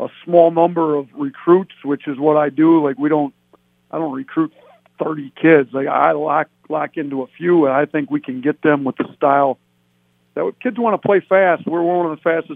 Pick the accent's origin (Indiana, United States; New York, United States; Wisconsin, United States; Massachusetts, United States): Wisconsin, United States; now in Buffalo, United States; I grew up in Wisconsin